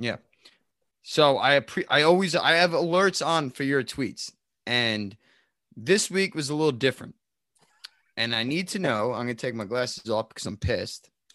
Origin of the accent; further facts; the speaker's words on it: Emerson, New Jersey, United States; I grew up in Emerson